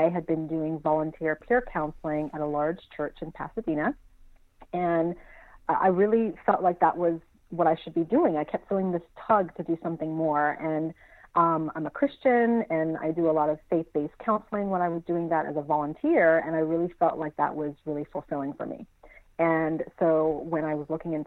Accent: St. Croix, U.S. Virgin Islands; also born or lived in Burbank, California / Los Angeles, California; now in San Antonio, United States; I'm originally from St. Croix in the U.S. Virgin Islands. So I was born and raised in the Caribbean

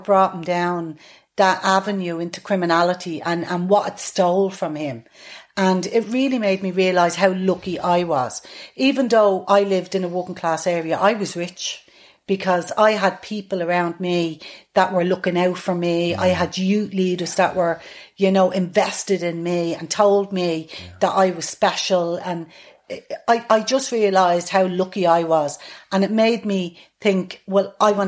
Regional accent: Dublin, Leinster, Ireland; growing up in Artane was quite, it's quite like this area

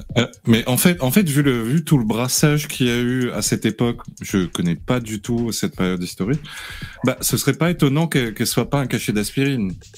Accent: Réunion; Je suis réunionnais

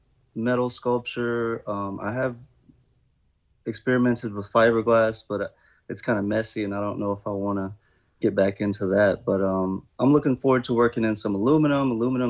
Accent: Indianola, Mississippi, United States; Right. I'm from Indianola.

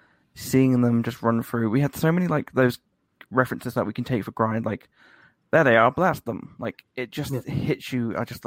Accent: United Kingdom; Well, I'm British, so we grew up with Doctor Who

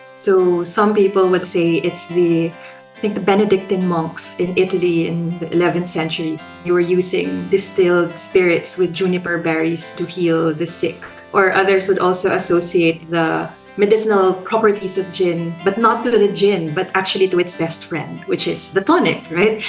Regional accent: Philippines; now in Australia; I'm a Filipino sociologist based in Australia

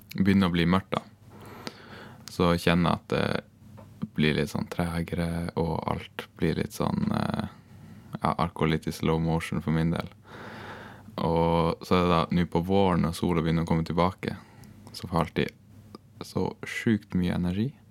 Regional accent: Gratangen, Troms, Norway; jeg er fra Grattangen i uh, Troms

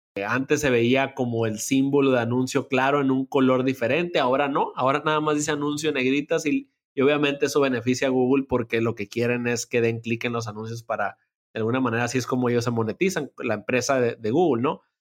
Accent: Culiacán, Sinaloa, Mexico; moved away as an adult; also born or lived in Mexico City; me vine acá a Culiacán, de donde estoy actualmente y donde, de donde soy

